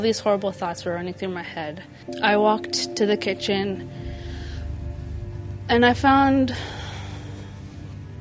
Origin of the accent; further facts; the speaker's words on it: Chevak, Alaska, United States; I'm from Chivac